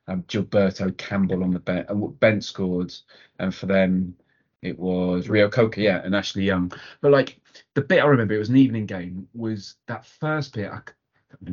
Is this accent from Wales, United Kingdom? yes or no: yes; Cardiff, Wales, United Kingdom; I grew up in Cardiff.